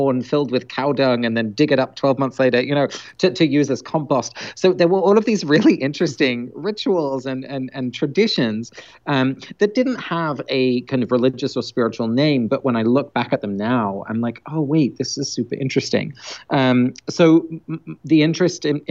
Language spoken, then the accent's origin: English; London, United Kingdom; first language Dutch; I grew up in England, so I was born in London, but both my parents are Dutch, so I had grew up speaking Dutch at home in England